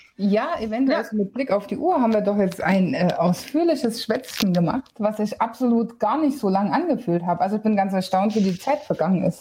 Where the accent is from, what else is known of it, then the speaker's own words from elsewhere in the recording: Bavaria, Germany; bei uns in Bayern